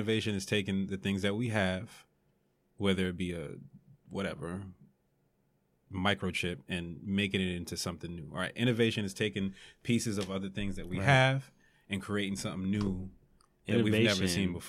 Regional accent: East Coast, United States; I had a bigger connection with, or, you know, more of a connection with the Biggie movie because I'm from the East Coast, right?

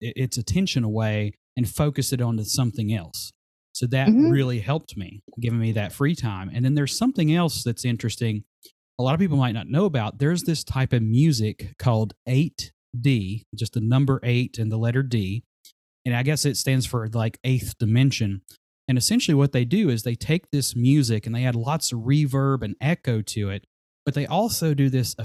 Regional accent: Glade Spring, Virginia, United States; my hometown of Glade Spring

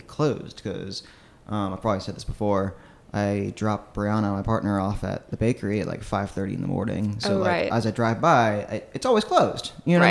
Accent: Chesapeake, Virginia, United States; now in Richmond, United States; I come from Chesapeake, Virginia, like in the far southeastern corner of the state.

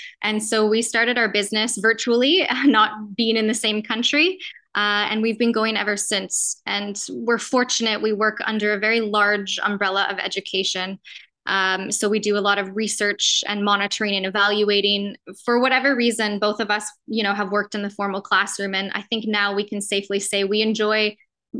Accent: Canada; moved away as an adult; now in Mozambique; I'm from Canada originally, but have been in Mozambique now for about 6 years.

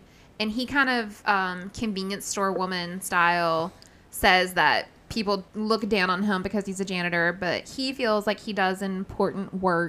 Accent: the South, United States; I'm from the South

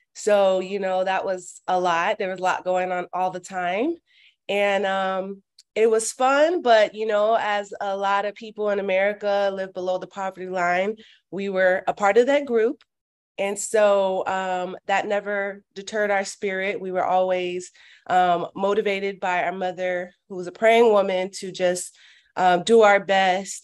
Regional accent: Miami, Florida, United States; also born or lived in Orlando, Florida; I was born and raised in Miami, Florida.

